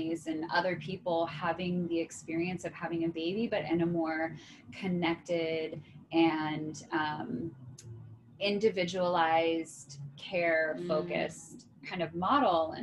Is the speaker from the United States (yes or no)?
yes; East Coast, United States; moved away as an adult; now in San Diego, United States; I'm originally from the East Coast. I've been in San Diego since 2008